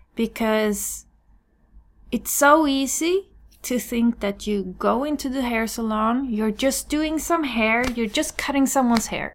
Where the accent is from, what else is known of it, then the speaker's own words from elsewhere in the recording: Sweden; I'm born and raised in Sweden